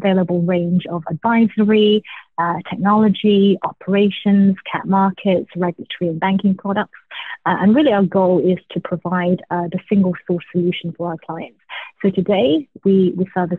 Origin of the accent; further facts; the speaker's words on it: Glasgow, Scotland, United Kingdom; moved away as an adult; also born or lived in London; now in New York, United States; I was born in Glasgow, Scotland, to immigrant parents who moved to the UK from Hong Kong in the 80s.